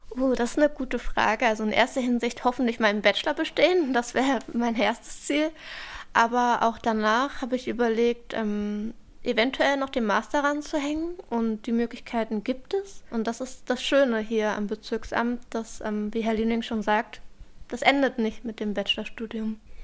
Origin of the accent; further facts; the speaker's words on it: Berlin, Germany; Ich bin in Charlottenburg groß geworden. Ähm, ich bin hier aufgewachsen.